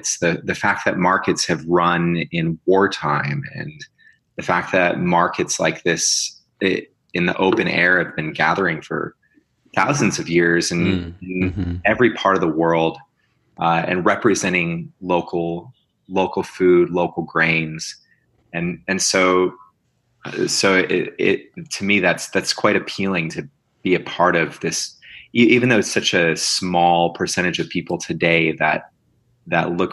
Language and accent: English; Chicago, Illinois, United States; moved away as an adult; now in Arizona, United States; I grew up in Chicago.